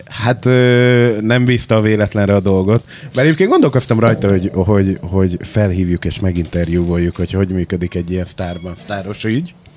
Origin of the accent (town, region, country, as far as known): Makó, Csongrád-Csanád, Hungary; born or raised there; also born or lived in Székesfehérvár / Budapest; now in Szeged, Hungary